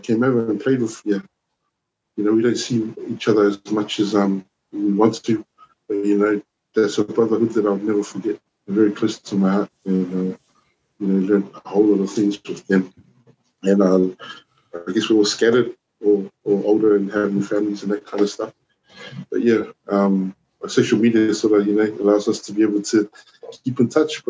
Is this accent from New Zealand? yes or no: yes; Auckland, New Zealand; moved away as an adult; also born or lived in Wellington, New Zealand / Samoa / Blacktown, Sydney, Australia; now in Sydney, Australia; I was New Zealand born, Samoan, born in Wellington in 1977. Wow, a long time ago. And I grew up in Auckland. I grew up in East Auckland, a place called Ellerslie.